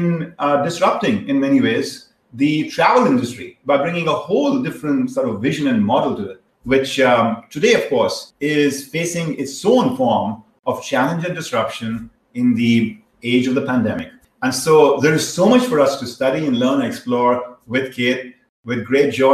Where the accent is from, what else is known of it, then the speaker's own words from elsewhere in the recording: India; moved away; I was growing up in India